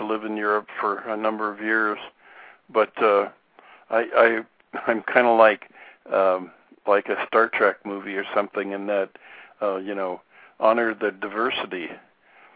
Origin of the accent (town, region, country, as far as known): United States